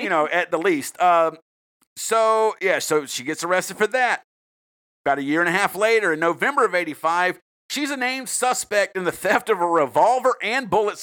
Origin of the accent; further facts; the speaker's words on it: South Carolina, United States; I'm from South Carolina